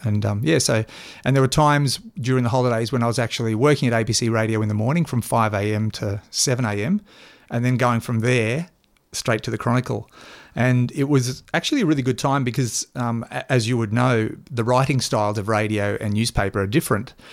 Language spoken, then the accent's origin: English; Toowoomba, Queensland, Australia; we, we grew up in Toowoomba